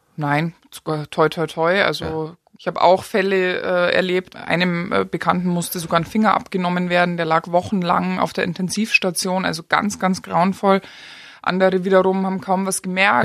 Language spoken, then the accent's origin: German; Germany; now in Austria; als Deutscher mit deutschem Pass